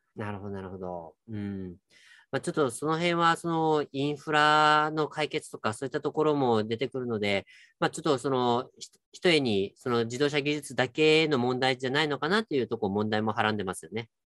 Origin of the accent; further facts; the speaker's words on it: Kyushu, Japan; moved away; ちょっと私の地元でもあるんですけど、 JR 九州の日田彦山線というところが